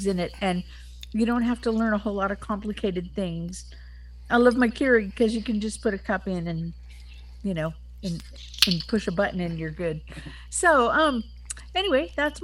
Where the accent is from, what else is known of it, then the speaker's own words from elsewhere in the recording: Phoenix, Arizona, United States; I'm …. I'm from Phoenix, Arizona